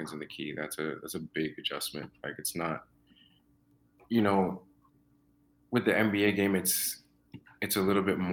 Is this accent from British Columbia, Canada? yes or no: no; Toronto, Ontario, Canada; also born or lived in Mississauga; I'm from Scarborough. I'm from Scarborough. And growing up in Scarborough was cool